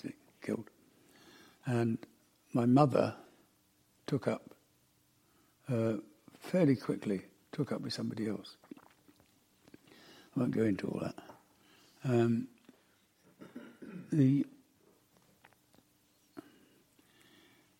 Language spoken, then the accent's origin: English; Glasgow, Scotland, United Kingdom; moved away; also born or lived in Croydon; I was born in Glasgow